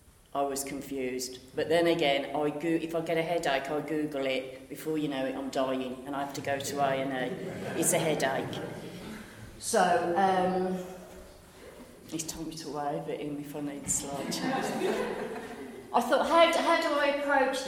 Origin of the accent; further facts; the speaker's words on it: Birmingham, West Midlands, United Kingdom; moved away as an adult; also born or lived in Western; as you can tell from my dulcet tones, I'm from Birmingham